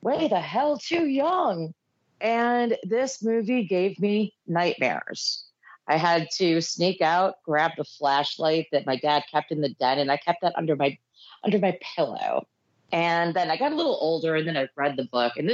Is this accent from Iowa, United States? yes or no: no; New York, United States; I grew up in New York